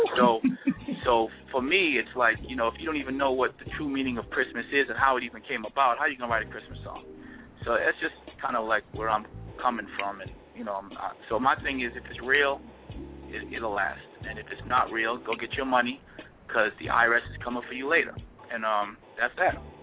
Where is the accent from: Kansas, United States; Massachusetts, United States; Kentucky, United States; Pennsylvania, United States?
Massachusetts, United States; Boston; moved away; also born or lived in Brooklyn, New York; I was born and raised in Boston, and then moved to Brooklyn